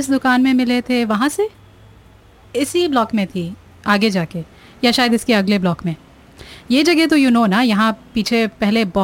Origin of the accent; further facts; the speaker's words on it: Mumbai, Maharashtra, India; you don't know Bombay से originally मेरे सारे बॉम्बे के फ्रेंड्स इसी की बात करते रहते हैं